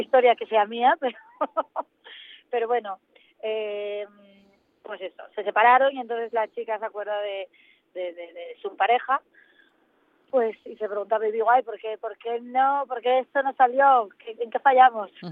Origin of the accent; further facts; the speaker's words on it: Asturias, Spain; moved away as an adult; now in Madrid, Spain; Asturias en mi tierra, eh, eh, la que nací y la que tanto quiero y echo de menos